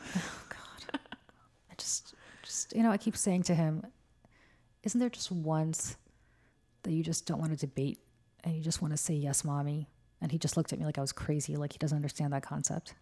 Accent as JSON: {"language": "English", "region": "Moscow", "country": "Russia", "tie": "born or raised there", "moved": "yes", "said": "I was born in Moscow, um, which is in Russia"}